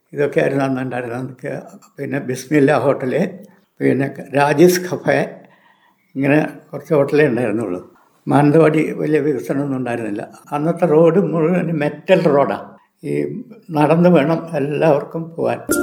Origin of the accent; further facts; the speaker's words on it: Wayanad, Kerala, India; ഞാൻ ആയിരത്തി തൊള്ളായിരത്തി നാൽപ്പത്തേഴിൽ ജനിച്ചു ഞാൻ വയനാട് സ്വദേശിയാണ് മറ്റുള്ള സ്ഥലങ്ങളിലൊന്നും ഞാൻ പോയിട്ട് ഇല്ല